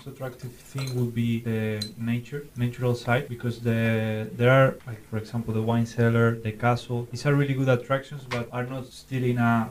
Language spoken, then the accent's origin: English; Seville, Andalusia, Spain; English is a second language; now in Săcueni, Romania; coming from Sevilla in Spain.